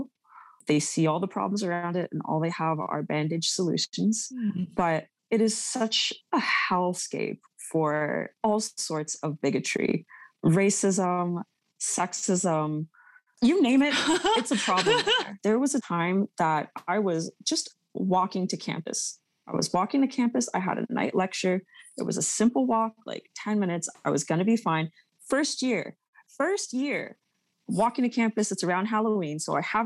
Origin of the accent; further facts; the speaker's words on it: Mississauga, Ontario, Canada; I grew up in Meadowvale, which is like a broke, like they call it ghetto